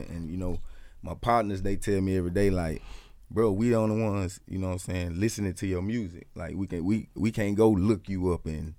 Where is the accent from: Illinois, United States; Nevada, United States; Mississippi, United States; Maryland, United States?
Mississippi, United States; Columbia; Shit, I'm from Columbia, Mississippi